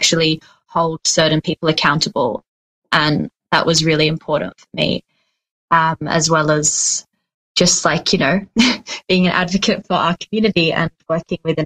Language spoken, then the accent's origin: English; Switzerland; now in Australia; I grew up in Switzerland